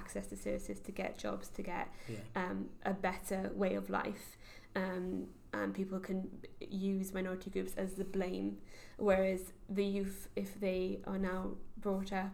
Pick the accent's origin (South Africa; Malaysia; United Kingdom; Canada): United Kingdom; the Valleys, Wales; moved away as an adult; also born or lived in Cardiff; I was brought up in the Valleys